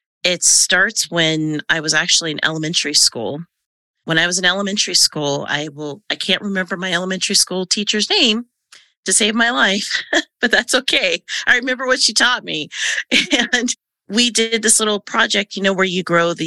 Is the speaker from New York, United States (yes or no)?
no; Silicon Valley, California, United States; moved away as an adult; also born or lived in Arizona; I grew up in Silicon Valley